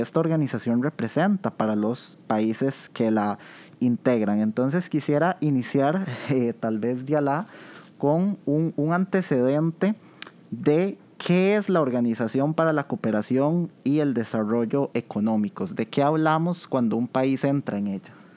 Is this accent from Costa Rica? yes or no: yes; Costa Rica; ese amor que tenemos como costarricenses